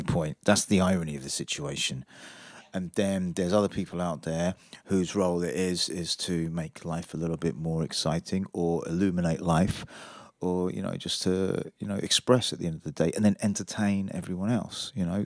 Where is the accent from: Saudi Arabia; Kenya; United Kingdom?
United Kingdom; Aylesbury, South East England; moved away as an adult; also born or lived in Brighton; I'm from Aylesbury originally. But, uh, I moved to Brighton